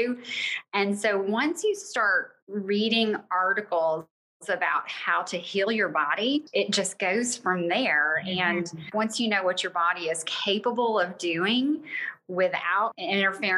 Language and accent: English; Bossier City, Louisiana, United States; moved away as an adult; also born or lived in Ruston, Louisiana / Florida / Georgia; I grew up in Louisiana. My dad was military. We were stationed at Barksdale, graduated from Bossier High